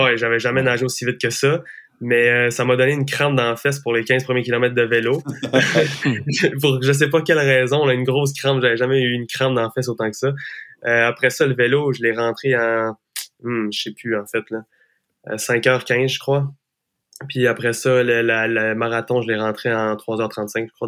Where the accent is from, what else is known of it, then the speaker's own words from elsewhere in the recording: Gaspésie, Quebec, Canada; je viens de la Gaspésie, on a plein de sentiers pédestres, puis j'ai toujours fait de la trail